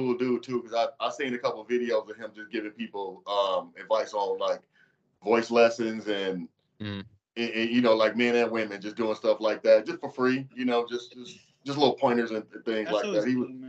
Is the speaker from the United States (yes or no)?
yes; Chicago, Illinois, United States; I'm from Chicago, so that's where they shoot all the Batman movies